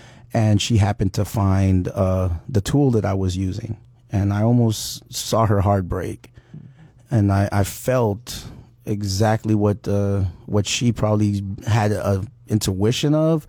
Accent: Haiti; now in United States; I was born in Haiti. Mm-hmm. I was raised with my great-great-grandmother before my mother left to come to America.

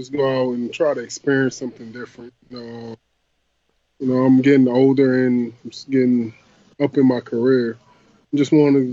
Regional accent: United States; I'm American

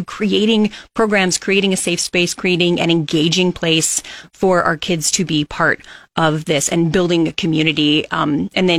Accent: Kearney, Nebraska, United States; now in Lincoln, United States; I'm not actually from Lincoln. I'm from Kearney.

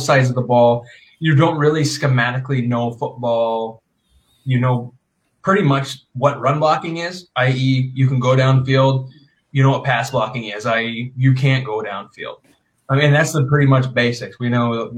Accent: Northwest Iowa, United States; we grew up in Northwest Iowa, conservative Northwest Iowa, very minimal diversity

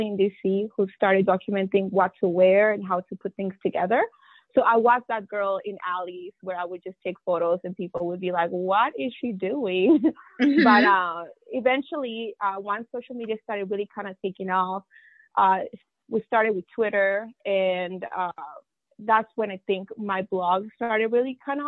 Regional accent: La Paz, Bolivia; now in Washington, D.C., United States; I'm from La Paz

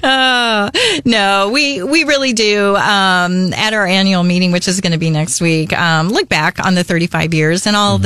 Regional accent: Arizona, United States; moved away as an adult; also born or lived in Flagstaff, Arizona; now in Columbia, United States; born and raised in arizona went to school in flagstaff arizona at nau

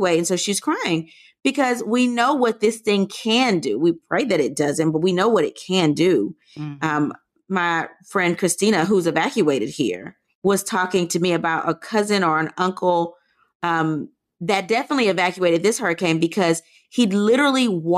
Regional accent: Louisiana, United States; I'm from Louisiana

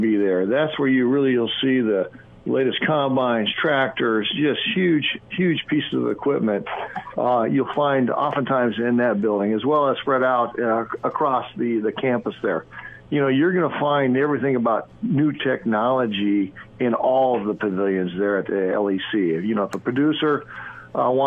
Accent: Lincoln, Nebraska, United States; I grew up in Lincoln, Nebraska as an urban kid

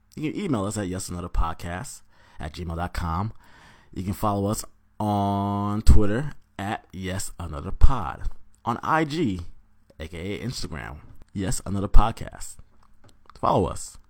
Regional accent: Atlanta, Georgia, United States; now in Washington, D.C., United States; I'm originally from Georgia, by ways of Atlanta. Shout out Forest Park

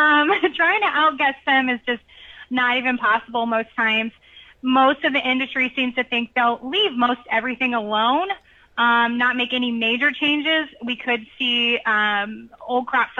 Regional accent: Illinois, United States; moved away; I'm from Illinois originally

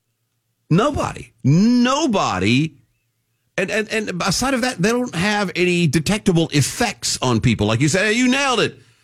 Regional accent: Texas, United States; I'm born and raised in Texas

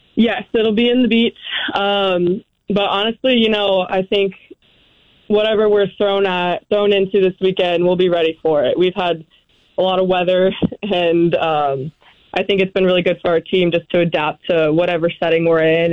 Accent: Arizona, United States; moved away as an adult; also born or lived in New Mexico; now in Boise, United States; I am originally from Arizona.

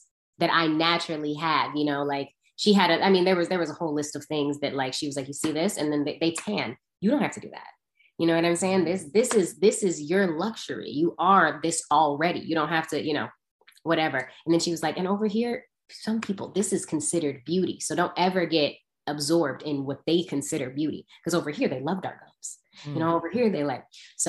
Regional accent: California, United States; Because in Atlanta, I came from California. I went to Atlanta.

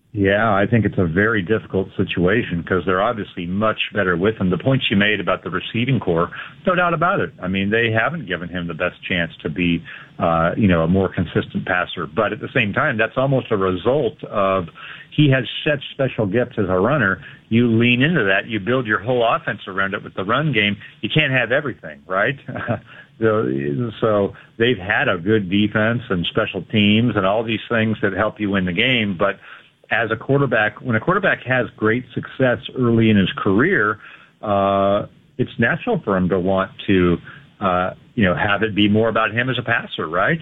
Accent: Northern California, United States; also born or lived in Seattle area; now in Seattle, United States; I grew up in Northern California

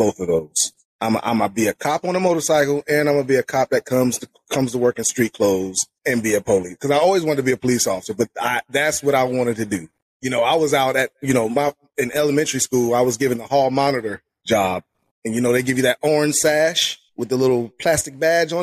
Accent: Charlotte, North Carolina, United States; also born or lived in Harrisburg, Pennsylvania; I moved to Charlotte when I was nine

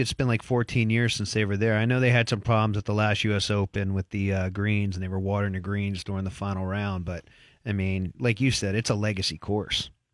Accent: Harrisburg, Pennsylvania, United States; my hometown, Harrisburg

